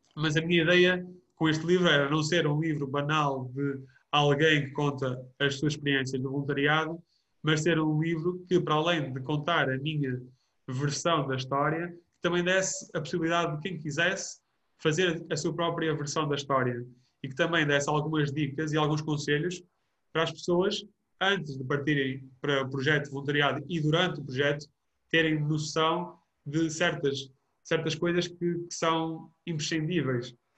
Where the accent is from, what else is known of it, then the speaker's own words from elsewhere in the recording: Vouzela, Centro, Portugal; also born or lived in Porto; para Vouzela, para a minha terra de natal